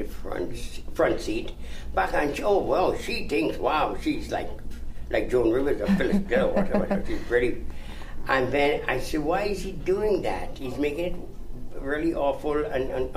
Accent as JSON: {"language": "English", "country": "Trinidad & Tobago", "also_born_or_lived": "Toronto, Canada", "moved": "yes", "lives_now": "Los Angeles, United States", "said": "originally, I'm from Trinidad in the Caribbean"}